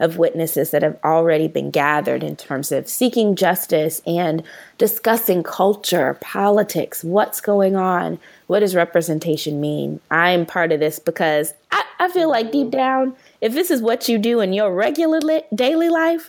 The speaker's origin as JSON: {"language": "English", "town": "St. Louis", "region": "Missouri", "country": "United States", "tie": "born or raised there", "said": "I'm from St. Louis and I'm born and raised, love the Lou. I'm so proud to be a native"}